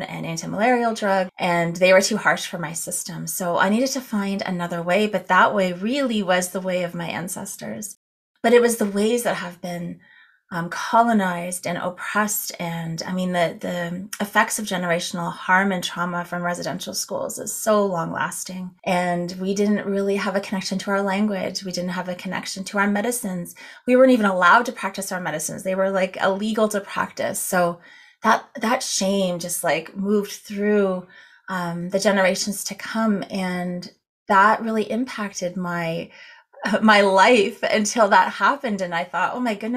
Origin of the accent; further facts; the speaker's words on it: Neyaashiinigmiing, Cape Croker First Nation, Ontario, Canada; I'm from Nishing Agaming, Cape Croker First Nation, and I'm from the Crane Clan